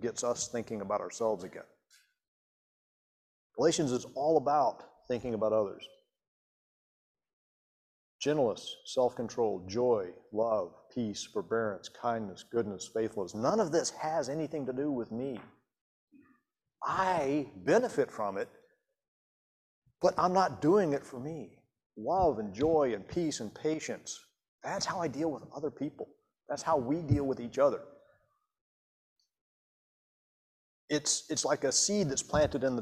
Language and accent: English; Montgomery, United States; when Susan and I were growing up in Montgomery